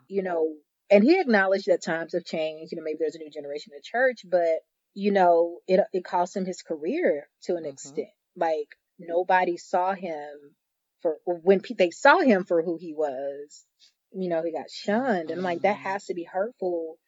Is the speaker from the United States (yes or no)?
yes; the South, United States; born and raised in the South, born and raised in the church